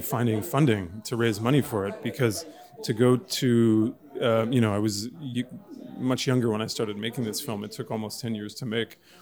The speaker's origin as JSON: {"language": "English", "town": "Montreal", "region": "Quebec", "country": "Canada", "said": "I come from Montreal, Canada, but my roots uh, stretch back to Poland through East Africa and Tanzania, where my grandmother grew up as a refugee"}